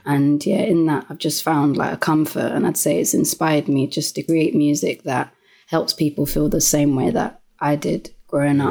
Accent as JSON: {"language": "English", "region": "London", "country": "United Kingdom", "tie": "born or raised there", "said": "born and bred um, in Lewisham, which is within South London"}